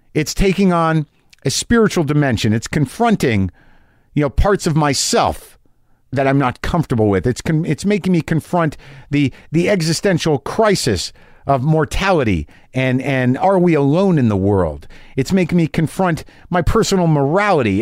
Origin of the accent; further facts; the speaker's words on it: Albuquerque, New Mexico, United States; Albuquerque, New Mexico